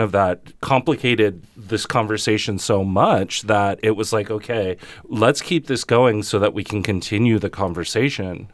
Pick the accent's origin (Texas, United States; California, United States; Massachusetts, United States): California, United States; Los Angeles County; now in Holyoke, United States; coming from a Chicano perspective, um, and a very West Coast Chicano perspective, very L A County